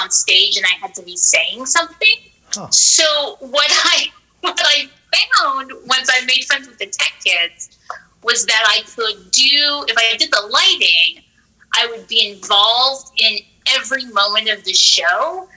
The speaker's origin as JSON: {"language": "English", "area": "Orange County", "region": "Southern California", "country": "United States", "tie": "born or raised there", "said": "Growing up in Southern California"}